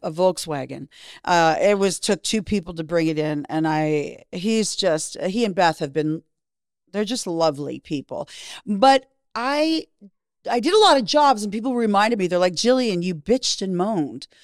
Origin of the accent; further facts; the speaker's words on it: Canada; moved away as an adult; also born or lived in Miami; Growing up in Canada, it was all hockey